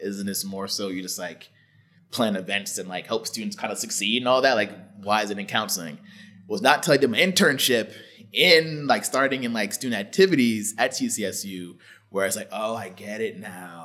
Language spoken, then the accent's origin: English; Stamford, Connecticut, United States; my hometown is Stamford, Connecticut